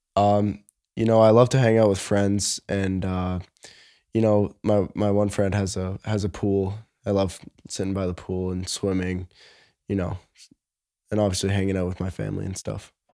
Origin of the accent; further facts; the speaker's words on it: Toronto, Ontario, Canada; I was born in Toronto